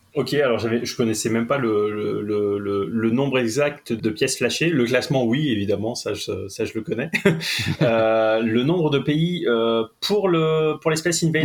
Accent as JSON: {"language": "French", "town": "Lille", "region": "Hauts-de-France", "country": "France", "said": "je suis lillois"}